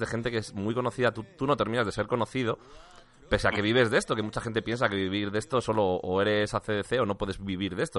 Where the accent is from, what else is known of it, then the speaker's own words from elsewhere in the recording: Valladolid, Castile and León, Spain; moved away as an adult; now in Madrid, Spain; soy de Valladolid, ¿eh? yo llevo en Madrid ocho años